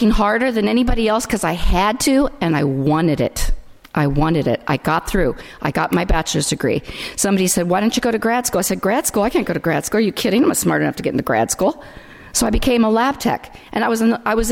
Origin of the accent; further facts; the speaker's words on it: Delano, California, United States; I'm from Delano, California